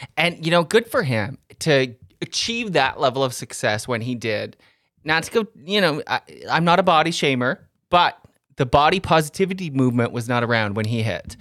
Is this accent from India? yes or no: no; Canada; but Canadians